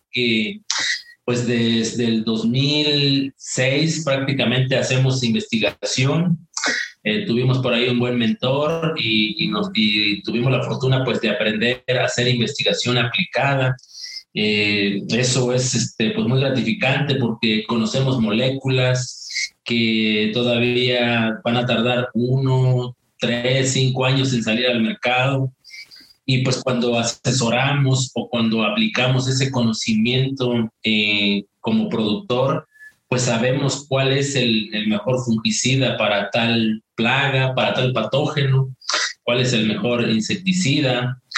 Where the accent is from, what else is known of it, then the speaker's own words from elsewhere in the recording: Malila, Hidalgo, Mexico; moved away; nací en un un rancho humilde eh, allá en un pequeño poblado en la Sierra Hidalguense que se llama Malila, Malila perteneciente al municipio de Molango. Eh, yo amo mi, amo mi pueblo, no tiene mucha, mucha prosperidad, no tiene este, mucha población.